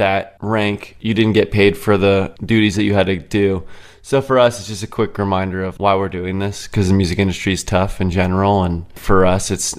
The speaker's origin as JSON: {"language": "English", "area": "Orange County", "region": "California", "country": "United States", "tie": "born or raised there", "moved": "as an adult", "lives_now": "Tennessee, United States", "said": "I grew up in Orange County my entire life and recently moved to Tennessee about a year and a half ago"}